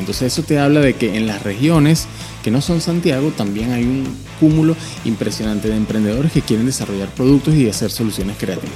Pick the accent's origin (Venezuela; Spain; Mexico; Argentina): Venezuela; moved away as an adult; also born or lived in Panama; now in Chile; yo soy venezolano, estuve viviendo los últimos cuatro años en Panamá y desde noviembre estoy aquí en Chile